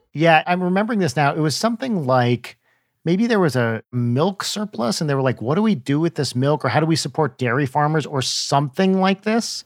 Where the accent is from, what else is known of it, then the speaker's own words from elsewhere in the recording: New Jersey, United States; growing up in Jewish New Jersey